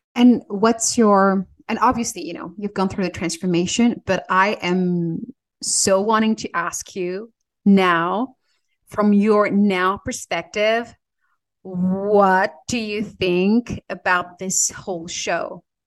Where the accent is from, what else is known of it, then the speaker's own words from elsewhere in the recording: France; now in Switzerland; I was born in France